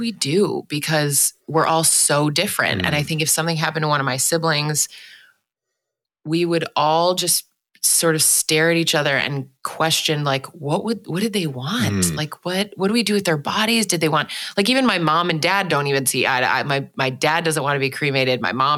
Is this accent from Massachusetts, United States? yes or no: no; Milwaukee, Wisconsin, United States; also born or lived in Washington, D.C.; I was born in Washington, D.C., but then grew up for most of my childhood in Milwaukee, Wisconsin